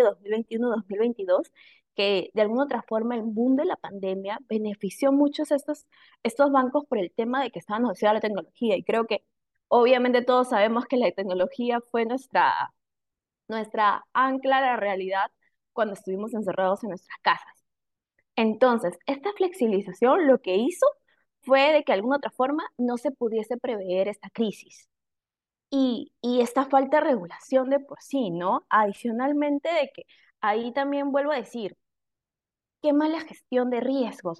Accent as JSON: {"language": "Spanish", "country": "Peru", "said": "nosotros como peruanos"}